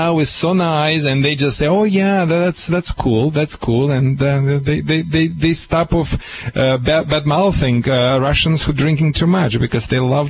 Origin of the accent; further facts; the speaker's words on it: Moldova; moved away; So I'm from Moldova, which is like a little Italy.